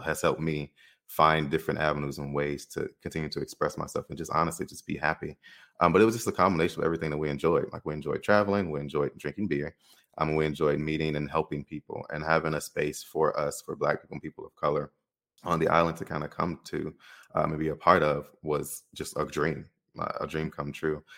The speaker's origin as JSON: {"language": "English", "town": "Chicago", "region": "Illinois", "country": "United States", "tie": "born or raised there", "moved": "as an adult", "said": "I'm growing up in Chicago"}